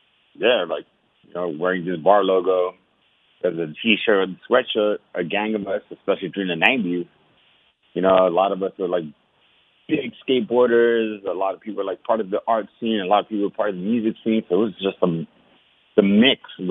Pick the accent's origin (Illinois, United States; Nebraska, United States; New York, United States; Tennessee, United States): New York, United States; New York City; growing up in Washington Heights was hard